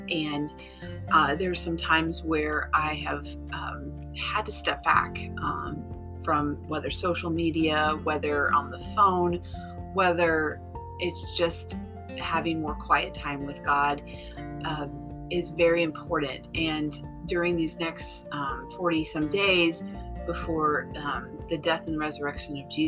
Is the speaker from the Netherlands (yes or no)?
no; Ecuador; two of my dear friends that I grew up with in Ecuador. They actually lived in my uh, apartment building